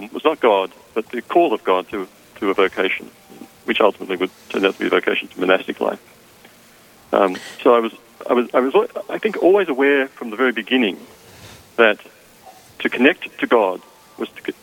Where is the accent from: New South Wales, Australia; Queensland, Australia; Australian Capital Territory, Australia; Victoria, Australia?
New South Wales, Australia; Nowra; moved away as an adult; also born or lived in Sydney / Southern California / Wisconsin; now in St. Nazianz, Wisconsin, United States; I was born in Australia, if you can't tell from my accent, in a little town called Nowra, about 100 miles south of Sydney in New South Wales.